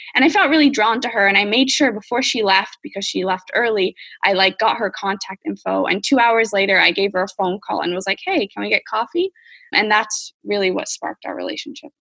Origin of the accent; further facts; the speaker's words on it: United States; moved away; as an American